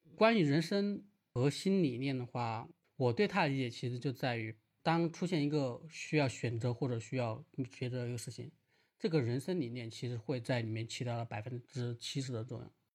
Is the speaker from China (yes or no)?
yes; Wuhan, Hubei, China; 我是武汉人